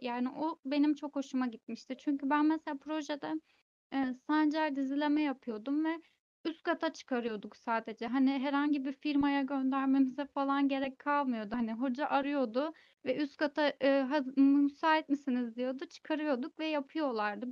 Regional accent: Istanbul, Turkey; ben de ailem de hani doğma büyüme İstanbulluyuz

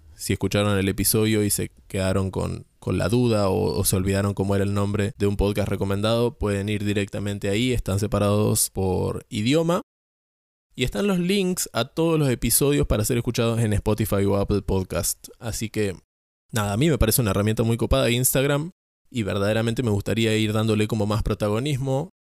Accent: San Antonio Este, Río Negro, Argentina; now in Córdoba, Argentina; me vine a pasar las vacaciones a mi pueblo

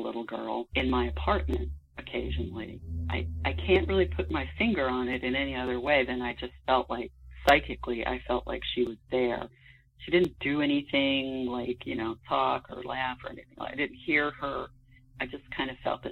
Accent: Washington, District of Columbia, United States; I grew up actually in the Washington, D.C. area, suburban Washington, D.C.

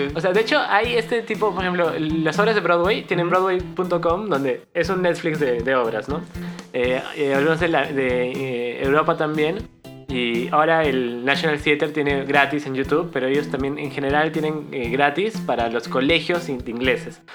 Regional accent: Peru

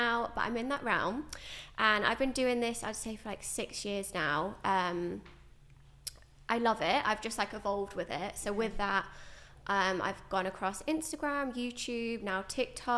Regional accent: Stafford, West Midlands, United Kingdom; moved away as an adult; now in London, United Kingdom; I am originally from the Midlands in Stafford, and then I moved to London.

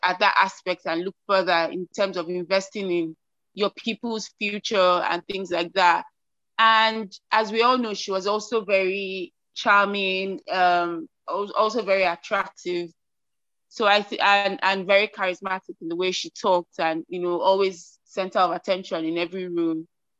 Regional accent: South Sudan; as a South Sudanese person

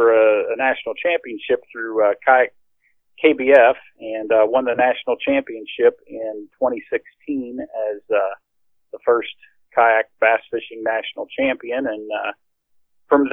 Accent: near Grafton, West Virginia, United States; I grew up in West Virginia

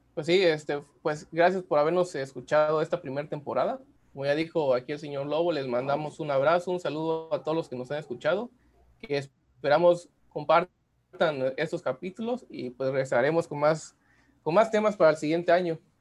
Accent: Mexico

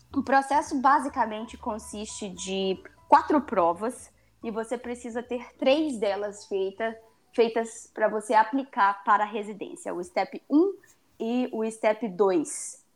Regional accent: Brazil; a gente é brasileiro

